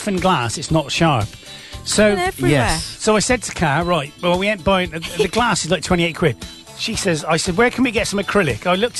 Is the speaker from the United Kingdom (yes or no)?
yes; United Kingdom; We're British.